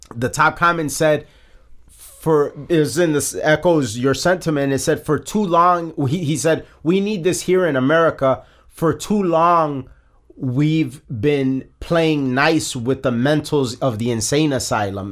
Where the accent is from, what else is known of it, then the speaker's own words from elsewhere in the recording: United States; we're American